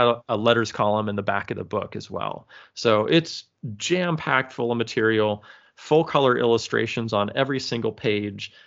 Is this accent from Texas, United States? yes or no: no; California, United States; moved away as an adult; now in Michigan, United States; I'm born and raised and lived in California until about, I don't know, maybe twelve, thirteen, fourteen years ago now, when my wife and I moved to Michigan